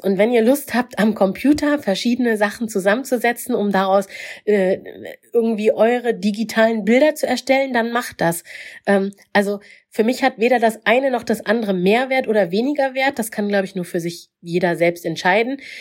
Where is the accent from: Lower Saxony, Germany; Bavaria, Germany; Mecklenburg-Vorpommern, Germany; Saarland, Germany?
Mecklenburg-Vorpommern, Germany; ich bin in Mecklenburg aufgewachsen